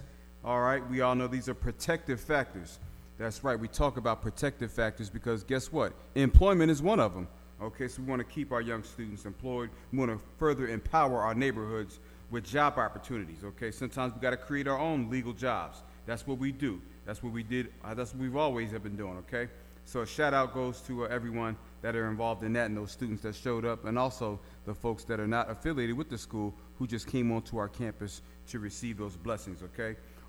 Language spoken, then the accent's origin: English; Philadelphia, Pennsylvania, United States; moved away; Y'all know that's my hometown, West Philly in the house.